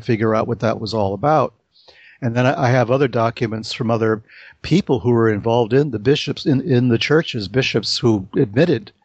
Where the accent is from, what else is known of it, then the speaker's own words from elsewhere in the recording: New York City, New York, United States; when I was growing up in the Bronx in the 1960s